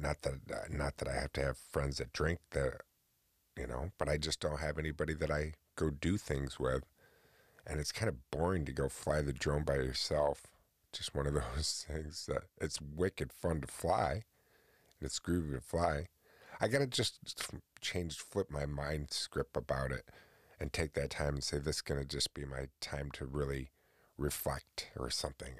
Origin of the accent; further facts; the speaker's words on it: upstate New York, United States; I live in New York, born and raised in New York